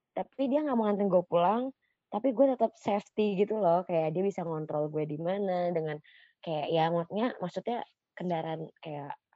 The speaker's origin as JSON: {"language": "Indonesian", "town": "Bekasi", "region": "West Java", "country": "Indonesia", "said": "gue warga-warga Bekasi"}